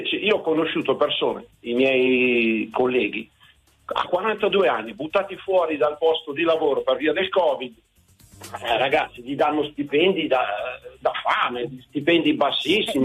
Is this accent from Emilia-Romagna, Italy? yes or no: no; Saronno, Lombardy, Italy; io sono un ex sottochef eh, che lavoravo a Milano, sono di Saronno, ho 62 anni